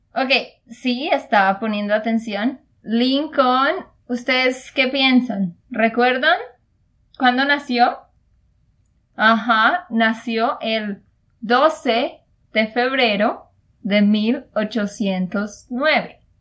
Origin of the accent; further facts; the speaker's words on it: Santander, Colombia; de Santander, Colombia